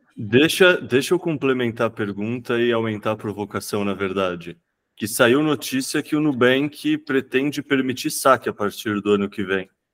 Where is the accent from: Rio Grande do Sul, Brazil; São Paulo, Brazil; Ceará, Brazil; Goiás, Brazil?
São Paulo, Brazil; eu vivi minha vida inteira em São Paulo